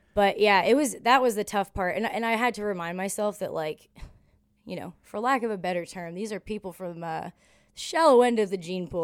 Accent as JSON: {"language": "English", "region": "Ontario", "country": "Canada", "tie": "born or raised there", "also_born_or_lived": "Buffalo, New York", "moved": "as an adult", "lives_now": "Nashville, United States", "said": "I'm from Ontario"}